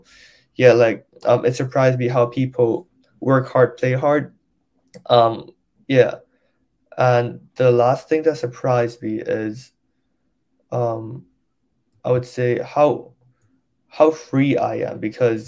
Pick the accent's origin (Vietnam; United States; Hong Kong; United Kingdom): Hong Kong; English is a second language; moved away as an adult; I grew up in a local school in Hong Kong, DBS.